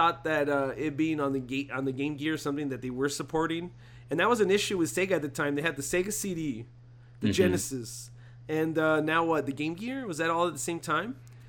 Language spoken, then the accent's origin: English; United States; Yeah, of course, we're American.